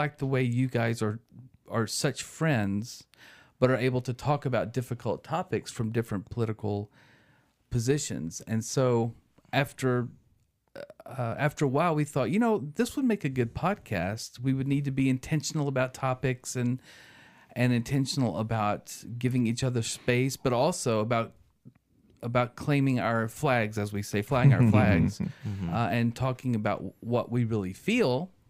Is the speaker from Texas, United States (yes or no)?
yes; East Texas, United States; now in Abilene, United States; No, I'm actually from East Texas. I've lived in Abilene.